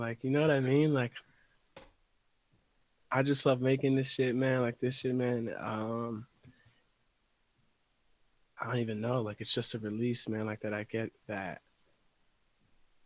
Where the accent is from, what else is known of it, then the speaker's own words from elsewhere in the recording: Reading, Pennsylvania, United States; I'm from Reading, PA. Born and raised.